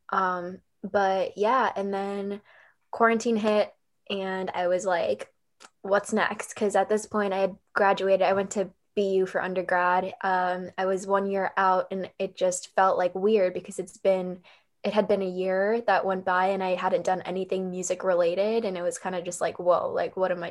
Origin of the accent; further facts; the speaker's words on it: Wilmington, Massachusetts, United States; also born or lived in North End, Boston; I grew up in Wilmington, Massachusetts